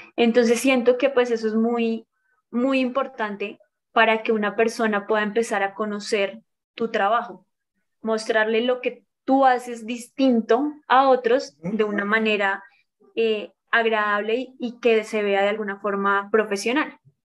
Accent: Colombia; soy de Colombia, tengo 31 años

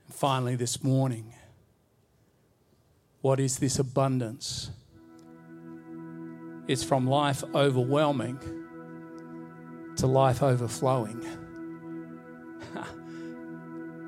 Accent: Bowen, Queensland, Australia; I remember growing up in Bowen, Queensland

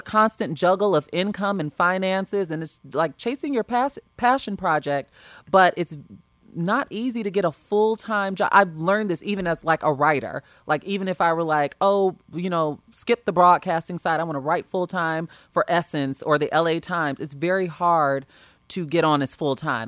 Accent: Homewood, Illinois, United States; moved away as an adult; also born or lived in Los Angeles; I am from the South Burbs. I am from Homewood.

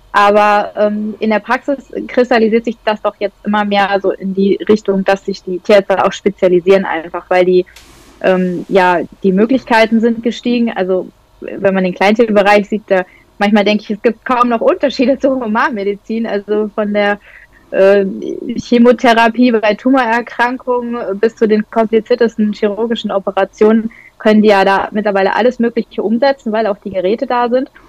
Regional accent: North Rhine-Westphalia, Germany; now in Lower Saxony, Germany; ich komme aus Niedersachsen jetzt hier oder wohne in Niedersachsen, eigentlich komme ich aus Westfalen

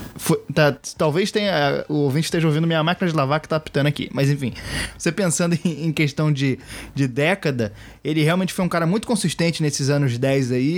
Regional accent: Rio de Janeiro, Brazil; como carioca, já vi muito campeonato carioca

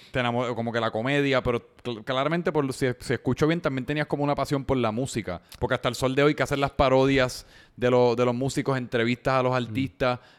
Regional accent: Puerto Rico; somos boricua

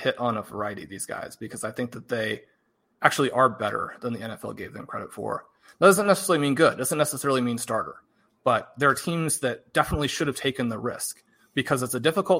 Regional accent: Kansas City, Missouri, United States; I grew up in Kansas City

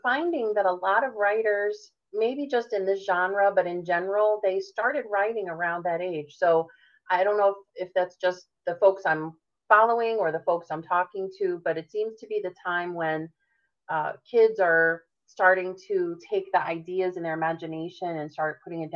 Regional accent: Connecticut, United States; So I was born and raised in Connecticut, which is also known as the Nutmeg State.

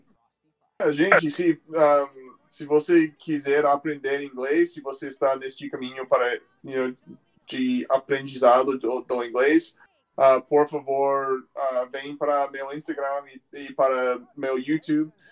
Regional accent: Phoenix, Arizona, United States; Portuguese is a second language; also born or lived in Tucson, Arizona / Brazil; Phoenix, que é minha cidade natal

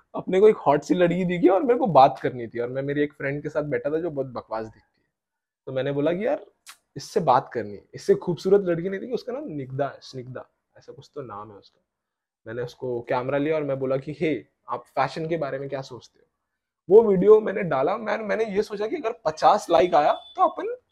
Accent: Pune, Maharashtra, India; पुणे का है मैं

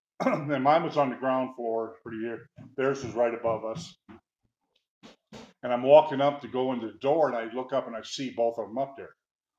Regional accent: Midwest, United States; listen, I'm from the Midwest. This stuff doesn't happen in the Midwest. See, I've never seen it before.

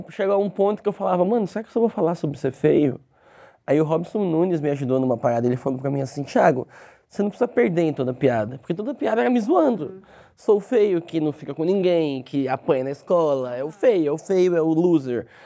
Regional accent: São Paulo, Brazil; Sou de São né? Paulo, sou de São Paulo.

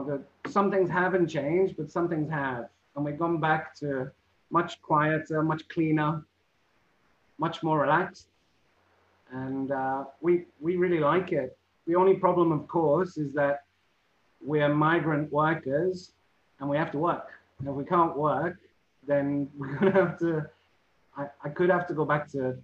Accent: Liverpool, North West England, United Kingdom; But I'm actually born and raised in Liverpool, which causes problems because Liverpool people, like everyone, they're proud of their city and their culture and everything.

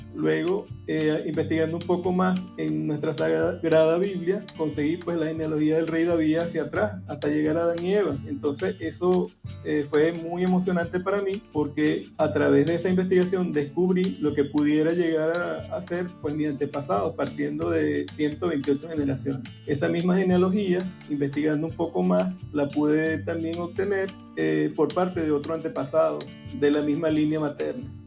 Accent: Zaraza, Guárico, Venezuela; Sarasa es el lugar donde yo nací.

